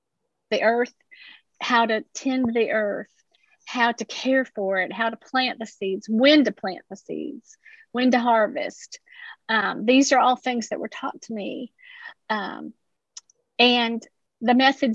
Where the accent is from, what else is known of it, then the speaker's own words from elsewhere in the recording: Appalachia, United States; I grew up that way, swimming in the creeks.